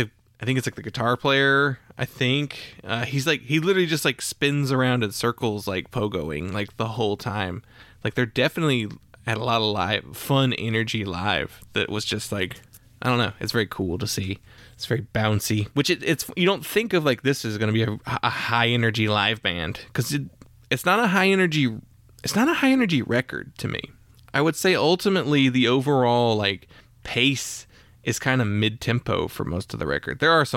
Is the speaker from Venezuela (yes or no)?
no; Midwest, United States; I'm from the Midwest, and I went to school in Georgia.